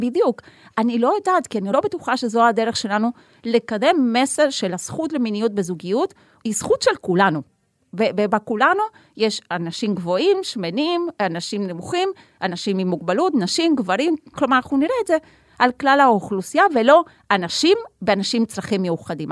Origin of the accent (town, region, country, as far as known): Argentina; now in Haifa, Israel